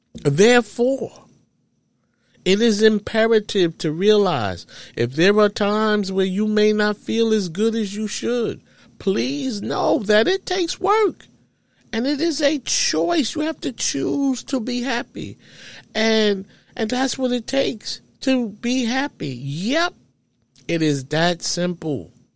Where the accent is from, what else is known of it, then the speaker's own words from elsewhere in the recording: New York City, New York, United States; growing up in New York City